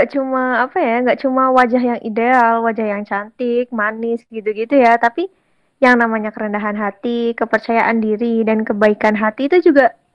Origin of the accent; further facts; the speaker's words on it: Kebumen, Central Java, Indonesia; Sekarang aku sedang menempuh program studi S1 Farmasi semester 3 dan aku berasal dari Kebumen.